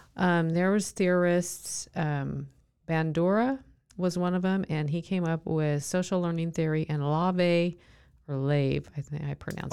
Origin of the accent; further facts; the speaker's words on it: Southern California, United States; I grew up in Southern California